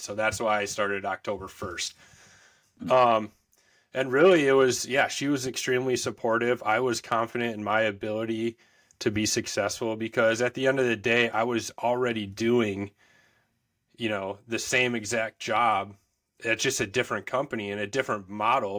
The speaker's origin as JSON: {"language": "English", "town": "Woodbury", "region": "Minnesota", "country": "United States", "tie": "born or raised there", "said": "in Woodbury, Minnesota, so grew up, born and raised in Minnesota."}